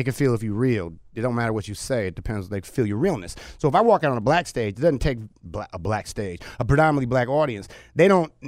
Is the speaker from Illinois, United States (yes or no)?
no; Oakland, California, United States; also born or lived in Japan / Nepal / Arizona; I grew up in East Oakland in the hood